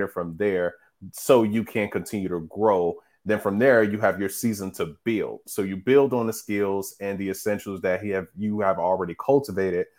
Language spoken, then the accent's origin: English; Midwest, United States; we're from the Midwest. So we see nothing but flat